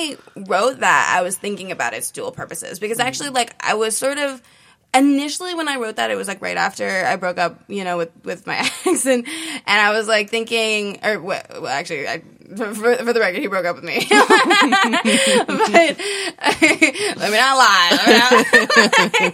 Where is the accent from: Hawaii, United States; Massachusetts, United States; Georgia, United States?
Hawaii, United States; growing up in Hawaii